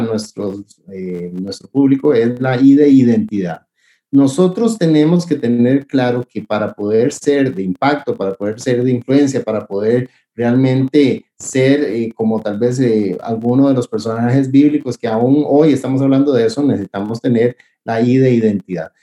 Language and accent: Spanish; Costa Rica; estamos chineando, decimos en Costa Rica